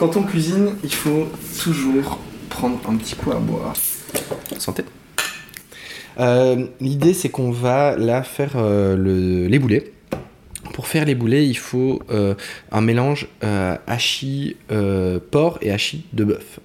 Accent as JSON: {"language": "French", "town": "Waremme", "region": "Wallonia", "country": "Belgium", "moved": "as an adult", "lives_now": "France", "said": "je viens de, je viens de Warem. Euh, en fait, c'est euh, une petite ville à côté de Liège"}